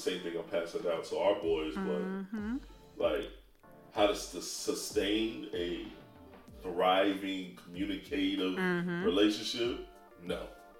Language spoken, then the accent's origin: English; Detroit, Michigan, United States; also born or lived in Florida; now in North Carolina, United States; I moved to North Carolina from Florida. I'm originally from Detroit.